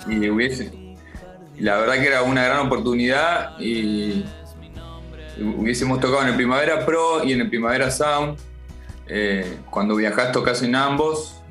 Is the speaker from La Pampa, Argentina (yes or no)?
yes; La Pampa, Argentina; Somos de, somos de La Pampa nosotros